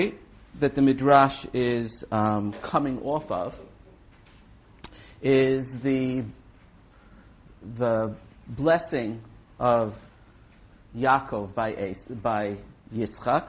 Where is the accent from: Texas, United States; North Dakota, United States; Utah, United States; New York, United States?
New York, United States; New York City; I was brought up in Brooklyn